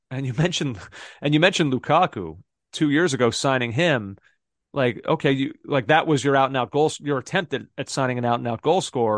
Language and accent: English; Philadelphia, Pennsylvania, United States; I'm from Philadelphia